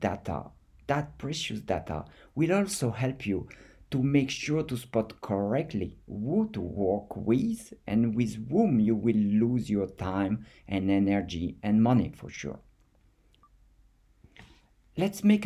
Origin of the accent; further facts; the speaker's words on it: France; accent: French; English is a second language; with my French accent